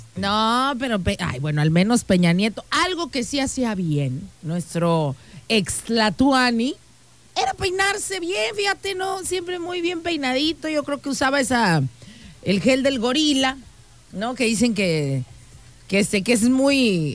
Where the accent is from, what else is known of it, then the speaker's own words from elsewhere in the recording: Mexico; nosotros los mexicanos